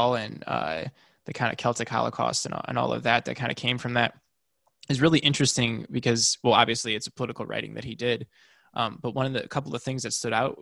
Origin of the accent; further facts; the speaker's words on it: United States; I as an American